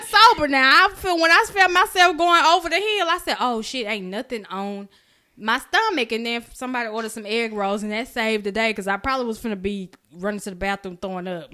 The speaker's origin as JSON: {"language": "English", "area": "Oak Cliff", "region": "Texas", "country": "United States", "said": "I'm from Oak Cliff."}